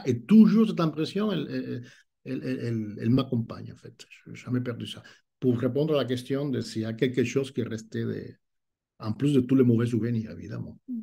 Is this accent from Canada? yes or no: no; Cuba; French is a second language; moved away as an adult; now in France; je suis né à Cuba